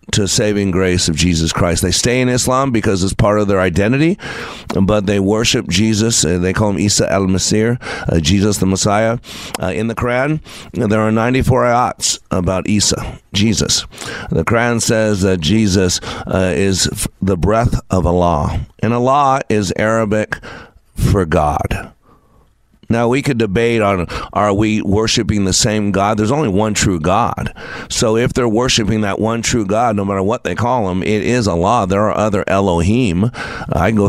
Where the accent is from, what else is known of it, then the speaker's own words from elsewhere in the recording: Texas, United States; my home state here in Texas